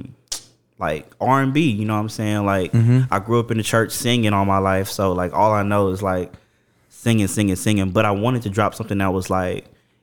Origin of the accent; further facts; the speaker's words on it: Mesquite, Texas, United States; I am from the Triple D. I'm from Dallas, Texas